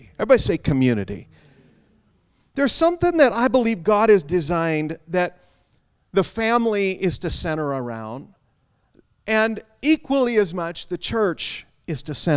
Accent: Western Washington, United States; moved away; Now, I grew up in Western Washington, down in the good old USA.

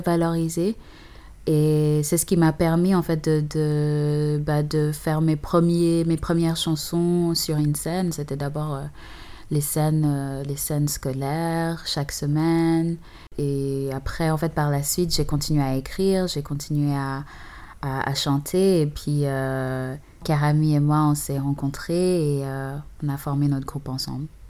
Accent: Uganda; first language English; French is a second language; now in Geneva, Switzerland; je suis née et j'ai grandi en partie en Ouganda

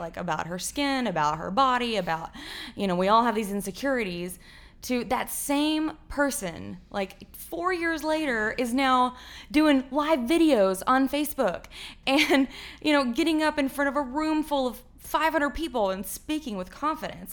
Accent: Fort Worth, Texas, United States; I grew up in Far Worth, Texas

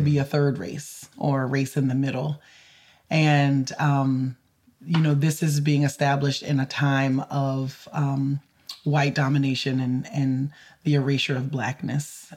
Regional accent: the South, United States; growing up in the South. Um, you know, I I grew up in a completely connected Creole community

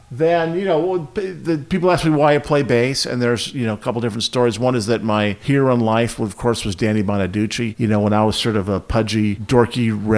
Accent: New Orleans, Illinois, United States; So I was born in New Orleans. We moved to the University of Illinois when I was 4.

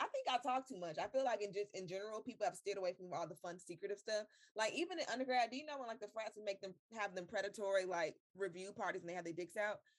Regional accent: Florida, United States; I am from Florida

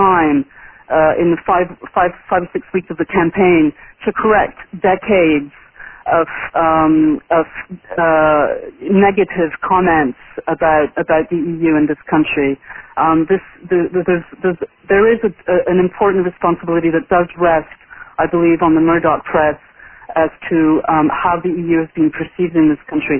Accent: France; moved away; I grew up in France, and in the 80s and in the 90s

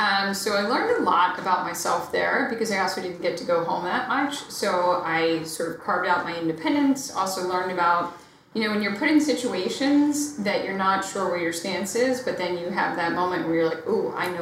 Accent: Philadelphia, Pennsylvania, United States; now in New York City, United States; I grew up actually in the suburbs of Philly. So I was a Philly kid

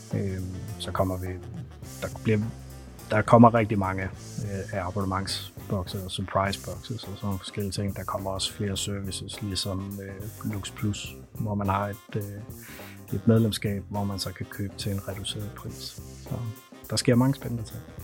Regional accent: North Jutland, North Denmark Region, Denmark; jeg er fra Nordjylland, så jeg taler simpelthen så langsomt

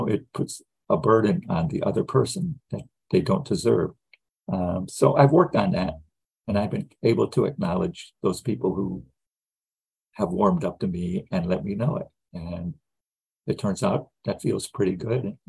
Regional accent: Gary, Indiana, United States; I grew up in the Midwest. I was born in 1949 in Gary, Indiana

